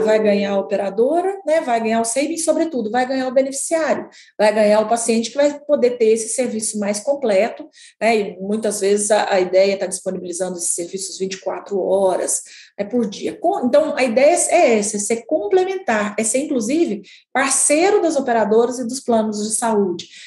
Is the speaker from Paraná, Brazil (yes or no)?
no; a town in the interior of Minas Gerais, Brazil; moved away; Eu sou de uma cidade do interior de Minas Gerais, né, de 20 mil habitantes